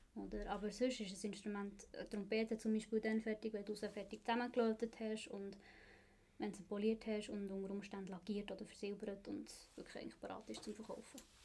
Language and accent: German; Bern, Switzerland; moved away as an adult; now in Zurich, Switzerland; ich bin in Bern aufgewachsen und für die Lehre auf Zürich gekommen